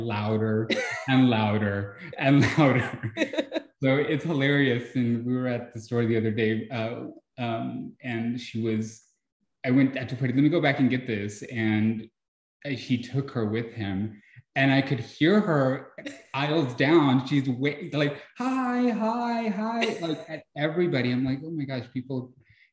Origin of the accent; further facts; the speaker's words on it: Iraan, Texas, United States; also born or lived in Mexico; now in San Antonio, United States; I lived in a very small town in West Texas. It's called Ira Ann.